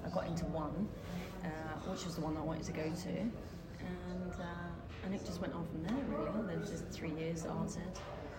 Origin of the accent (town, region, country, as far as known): Dartford, South East England, United Kingdom; born or raised there